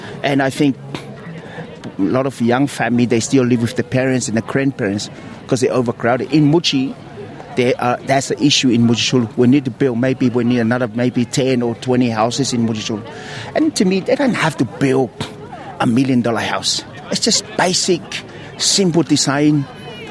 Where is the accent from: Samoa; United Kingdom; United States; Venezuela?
Samoa; now in Australia; when I grew up in Samoa